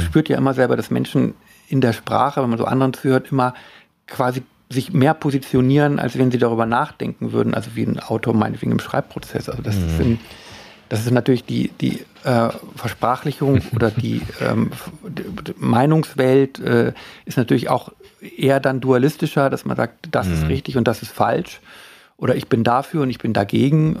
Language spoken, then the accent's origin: German; Worpswede, Lower Saxony, Germany; ich bin ja in Wobswede groß geworden